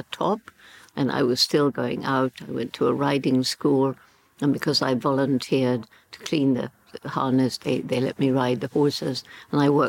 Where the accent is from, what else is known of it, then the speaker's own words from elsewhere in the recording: Bournemouth, South West England, United Kingdom; also born or lived in London / Le Touquet; went to my mother's mother, my grandmother, in Bournemouth. That's where I grew up